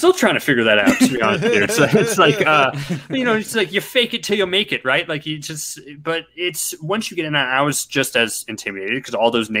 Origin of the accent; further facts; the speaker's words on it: Everett, Washington, United States; also born or lived in Seattle / Reno; now in Las Vegas, United States; I was born in Washington State and in Seattle. Grew up in Everett, moved to Reno when I was six, moved around a whole lot, and I've been in Las Vegas for the past a year and a half or so.